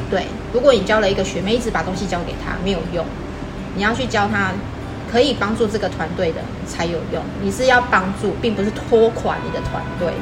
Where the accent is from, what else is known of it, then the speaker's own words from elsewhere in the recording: Taiwan; 我们台湾人